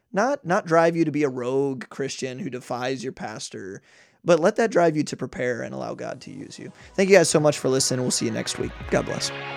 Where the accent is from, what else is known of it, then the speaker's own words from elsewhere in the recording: United States; as an American